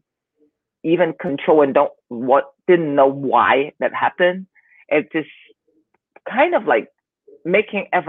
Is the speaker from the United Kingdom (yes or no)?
no; Hong Kong; also born or lived in Southern California; now in Taiwan; I am from Hong Kong, living in Taiwan right now